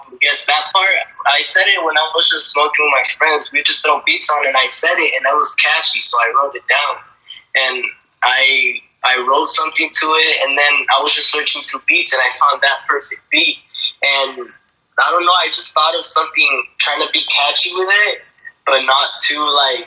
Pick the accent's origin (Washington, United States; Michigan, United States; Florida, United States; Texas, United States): Washington, United States; We're from Washington